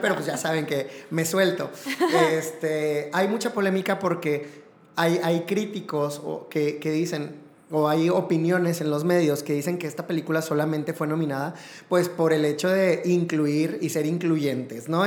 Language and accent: Spanish; Mexico; para nosotros como mexicanos